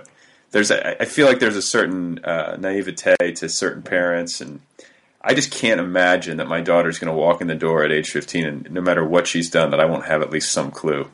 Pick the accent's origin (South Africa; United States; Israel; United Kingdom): United States; a suburb north of Indianapolis; moved away; I'm from a suburb north of Indianapolis